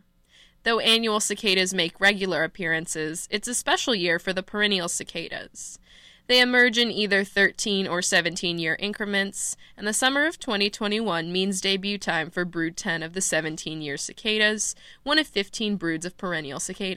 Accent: Austin, Texas, United States; I'm from Austin, Texas

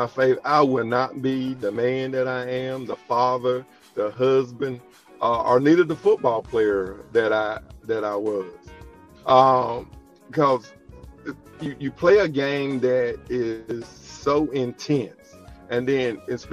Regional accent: Bassfield, Mississippi, United States; growing up in a small town of Bassfield

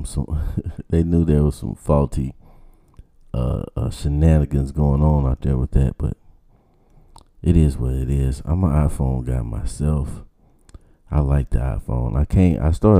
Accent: Georgia, United States

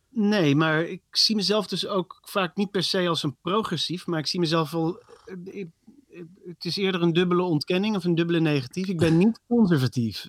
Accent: Netherlands; als Nederlanders

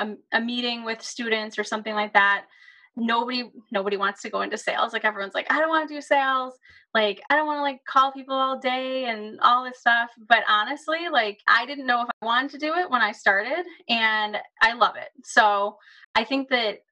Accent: Buffalo, New York, United States; I grew up in the Buffalo area

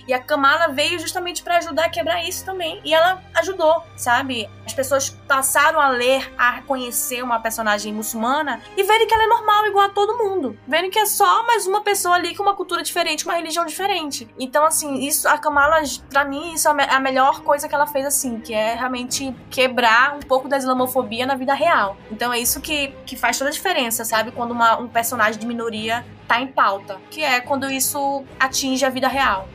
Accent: Manaus, Amazonas, Brazil; now in São Paulo, Brazil; quando eu tô aqui em São Paulo, né, obviamente, meu sotaque, cultura, jeito de falar, tudo, as pessoas identificam logo que eu não sou daqui, e quando eu tô em Manaus, os meus amigos já estão me chamando de paulista

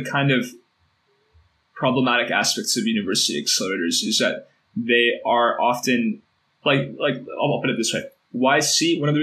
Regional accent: Portland, Oregon, United States; I grew up in Portland

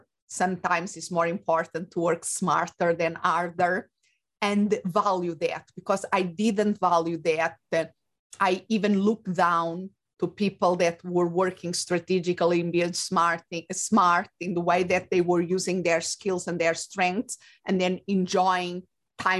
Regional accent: Portugal; moved away as an adult; also born or lived in England / Spain; now in United States; I was born and raised in Portugal

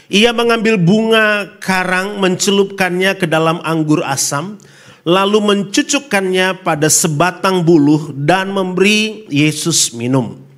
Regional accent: North Sulawesi, Indonesia; Saya asli dari Solo, Sulawesi Utara. Ya, Sulawesi Utara, istri saya dari NTT, Pulau Rote lebih tepatnya.

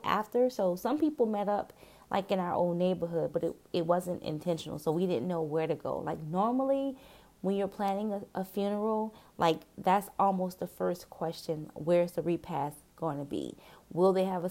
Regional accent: New Orleans, Louisiana, United States; I'm from New Orleans

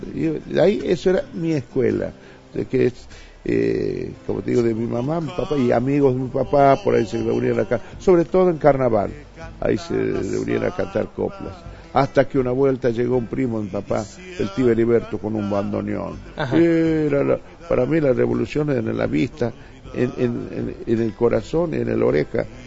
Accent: Jujuy, Argentina; also born or lived in Salta; de mi pueblo, del eh, de ese eh, eh, de, mi pueblo, de Jujuy o de Salta, que conocía cuando era chiquito

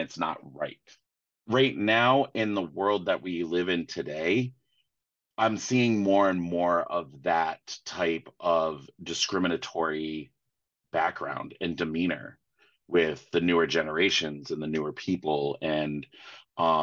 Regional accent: Providence, Rhode Island, United States; also born or lived in Florida; I grew up in Rhode Island and I grew up in northeastern part of the country

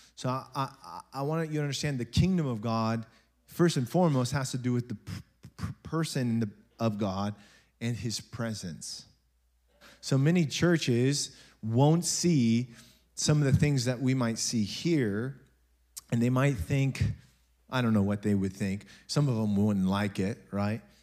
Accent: United States; we're American

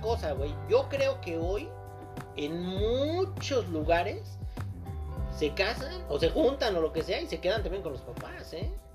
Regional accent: Mexico; somos mexicanos, no europeos.

